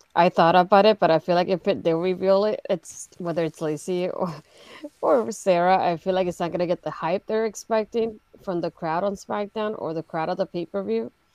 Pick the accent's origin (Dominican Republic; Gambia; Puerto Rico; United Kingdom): Puerto Rico; now in United States; technically, I'm not American. I'm from Puerto Rico.